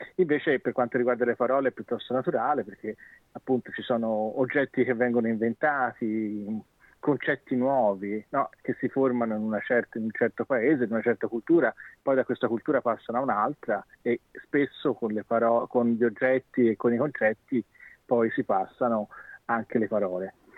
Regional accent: China; Italian is a second language; now in Sydney, Australia; sono cinese

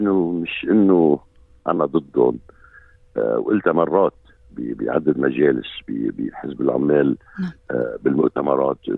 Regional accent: Lebanon; now in Australia; مثل ما قلت انا لبناني وممكن يكون من ديانه غير الديانه آه، غير الديانه العامه هون باستراليا مرحب فيني ومحترم

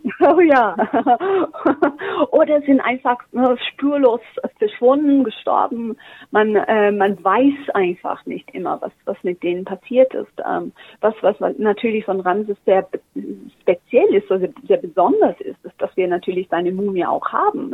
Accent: Australia; German is a second language; moved away as an adult; also born or lived in Germany; ich bin Australierin

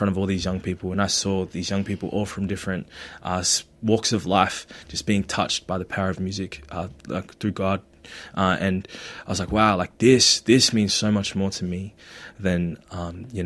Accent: Philippines; now in Australia; embrace more of, of who I am as a Filipino.

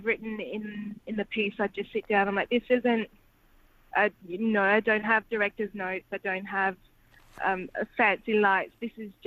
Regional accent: Perth, Western Australia, Australia; I'm from Perth and my experiences are different

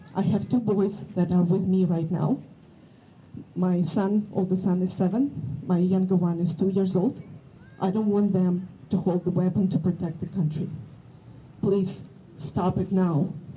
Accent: Kyiv, Ukraine; I'm from Kiev.

